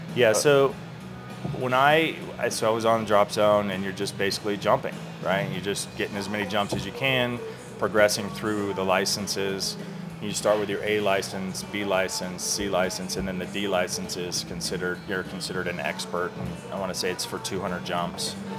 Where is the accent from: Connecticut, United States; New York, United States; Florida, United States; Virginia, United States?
Florida, United States; growing up in Florida